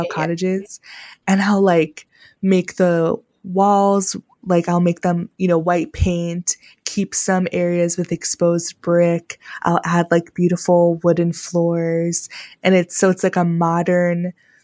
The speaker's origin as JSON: {"language": "English", "region": "Arizona", "country": "United States", "tie": "born or raised there", "said": "I was born in Arizona"}